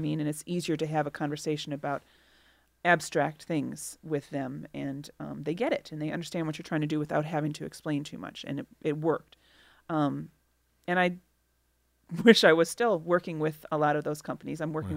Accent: Milwaukee, Wisconsin, United States; moved away as an adult; also born or lived in Chicago, Illinois; I grew up in Milwaukee um, and went to college in Milwaukee, and then after college, I moved to Chicago and have been there for 20 years, and now I've returned to Milwaukee

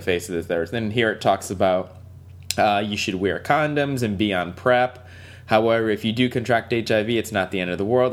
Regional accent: Waterbury, Connecticut, United States; I'm from Waterbury, Connecticut. Waterbury is a very like inner city like mm-hmm. public school system

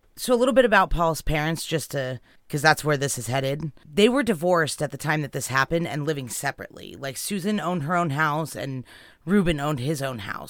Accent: California, United States; where we grew up in California

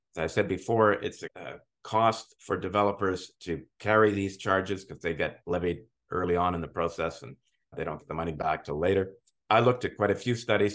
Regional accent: Montreal, Quebec, Canada; moved away as an adult; now in Ontario, Canada; I'm originally from Montreal. I grew up in, in Montreal.

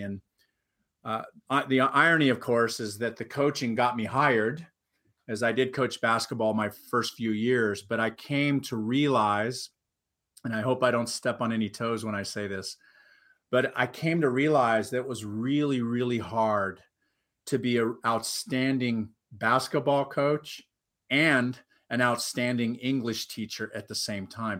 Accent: Huntington Beach, California, United States; also born or lived in Anaheim / New York; I grew up in Huntington Beach, California

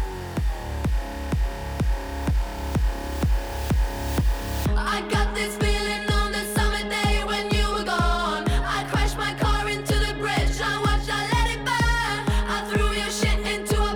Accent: United States; we were raised in the United States

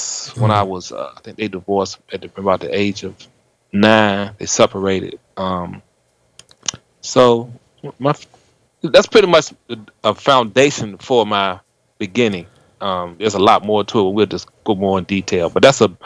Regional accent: Hopewell, Virginia, United States; moved away as an adult; also born or lived in Charleston, West Virginia; I grew up 30 minutes south of Richmond, Virginia, in a little small town called Hopewell, Virginia

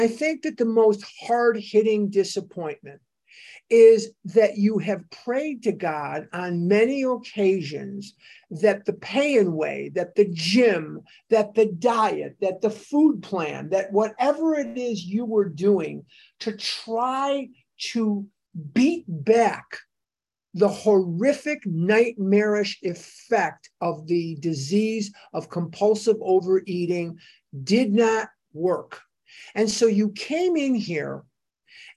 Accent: Chicago, Illinois, United States; as a child, I went to the synagogue at the corner of where we lived. I'm from Devon Avenue in Chicago. I'm a West Rogers Park boy.

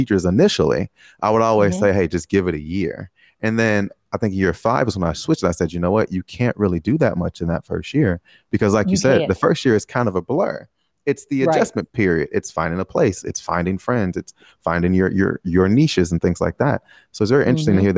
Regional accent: Chicago, Illinois, United States; moved away as an adult; now in Taiwan; I'm from Chicago, and every time I go back home

